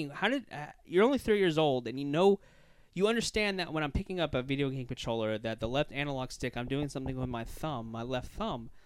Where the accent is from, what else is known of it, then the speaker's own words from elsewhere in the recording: Louisiana, United States; now in Florida, United States; I'm from Louisiana